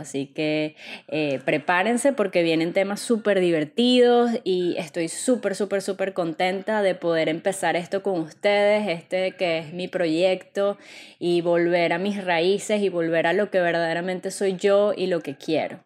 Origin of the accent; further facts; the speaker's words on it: Caracas, Capital District, Venezuela; moved away as an adult; Yo soy venezolana, para los que ya no hayan descifrado mi acento, vengo de la ciudad de Caracas